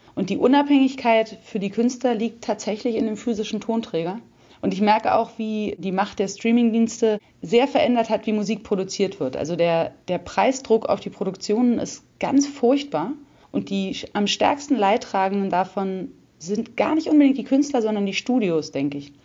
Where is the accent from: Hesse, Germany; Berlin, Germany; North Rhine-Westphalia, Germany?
Berlin, Germany; also born or lived in South America; ich bin in Berlin geboren und eigentlich bis auf eine Zeit, die ich in Südamerika gelebt habe, war ich immer hier